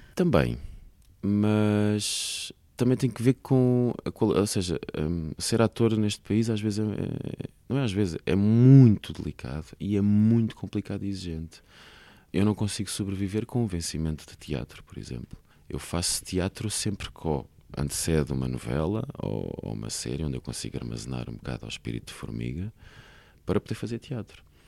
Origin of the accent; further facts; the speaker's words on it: Alhandra, Lisbon, Portugal; eu fui criado em Alhandra, uma pequena vila de pescadores no Conselho de Vila Franca de Xira